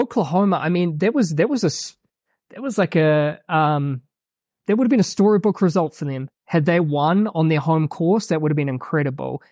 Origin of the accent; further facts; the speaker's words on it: New Plymouth, Taranaki, New Zealand; moved away as an adult; now in Flagstaff, United States; I grew up in New Zealand, small town called New Plymouth